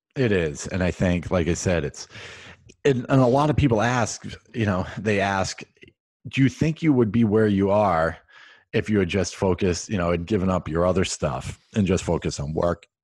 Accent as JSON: {"language": "English", "region": "Central Massachusetts", "country": "United States", "tie": "born or raised there", "said": "I grew up in Central Mass"}